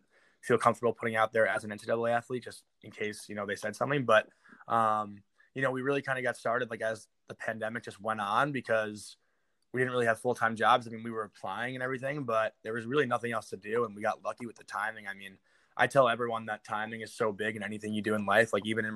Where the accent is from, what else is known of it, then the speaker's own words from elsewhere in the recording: Long Island, New York, United States; I'm from Long Island in New York City